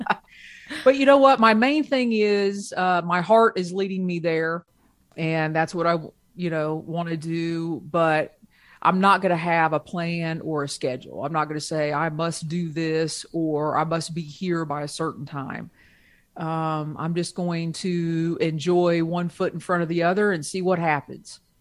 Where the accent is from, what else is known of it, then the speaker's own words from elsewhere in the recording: Ohio, United States; I grew up in Ohio